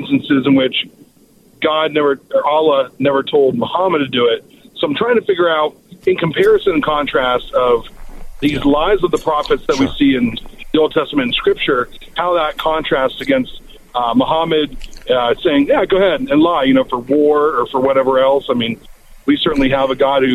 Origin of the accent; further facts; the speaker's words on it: Raleigh, North Carolina, United States; I'm actually from Raleigh, North Carolina.